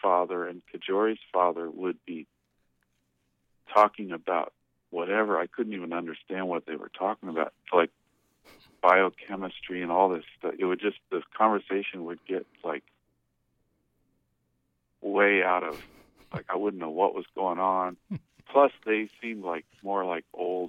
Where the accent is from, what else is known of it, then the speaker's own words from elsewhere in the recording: Denver, Colorado, United States; also born or lived in Baltimore, Maryland; I grew up in Denver. I was born in Baltimore